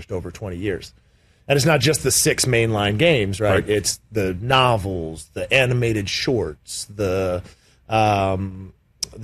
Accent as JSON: {"language": "English", "region": "British Columbia", "country": "Canada", "tie": "born or raised there", "also_born_or_lived": "Pittsburgh", "moved": "yes", "said": "growing up in British Columbia"}